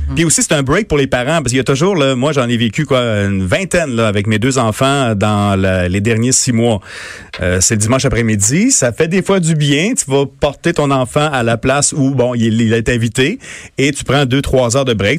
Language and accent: French; Montmagny, Quebec, Canada; born or raised there; moved away